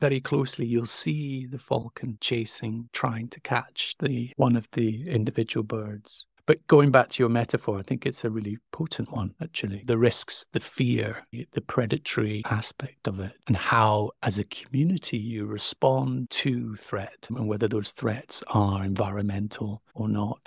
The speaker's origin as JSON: {"language": "English", "town": "Stromness", "region": "Scotland", "country": "United Kingdom", "tie": "born or raised there", "said": "I grew up a stone's throw from the North Sea"}